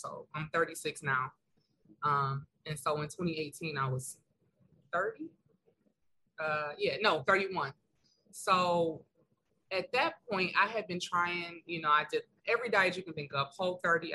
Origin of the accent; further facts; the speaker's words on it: Detroit, Michigan, United States; moved away as an adult; now in Philadelphia, United States; I am originally from Detroit, Michigan, born and raised, 313. But I have been in Philadelphia for the last 4 years